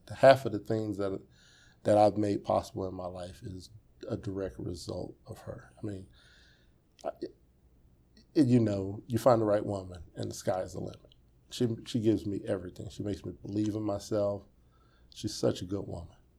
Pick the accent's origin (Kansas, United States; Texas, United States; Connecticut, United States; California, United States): Kansas, United States; Wichita; Wichita is my home